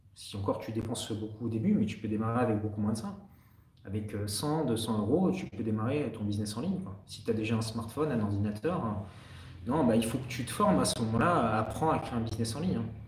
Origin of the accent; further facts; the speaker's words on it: France; accent: French; also born or lived in Canada; J'ai toujours mon accent français